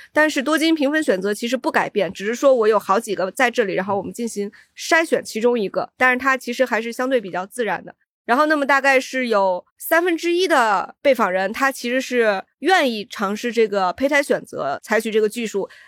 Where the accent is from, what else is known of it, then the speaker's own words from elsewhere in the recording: China; 我们中国人